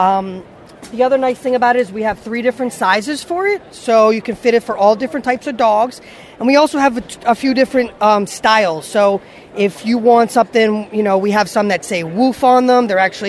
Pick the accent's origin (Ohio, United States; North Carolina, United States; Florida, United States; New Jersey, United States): New Jersey, United States; I'm from New Jersey. I live in New Jersey